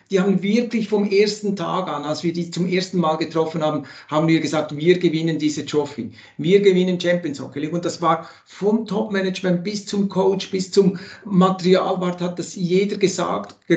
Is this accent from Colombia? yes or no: no; Switzerland; Das freut mich immer wieder, wenn ich als Schweizer, wenn ich Basti Schwele oder Peter Kohl zuhören kann und weiteren.